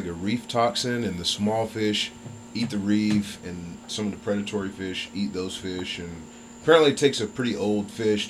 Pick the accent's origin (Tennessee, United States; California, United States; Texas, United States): Tennessee, United States; East; moved away as an adult; also born or lived in Jacksonville; growing up in East Tennessee, I was never thinking about spearfishing.